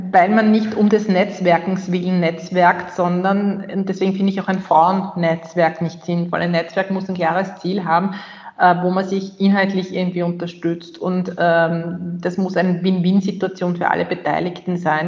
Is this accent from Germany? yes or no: no; Austria; bei uns in Österreich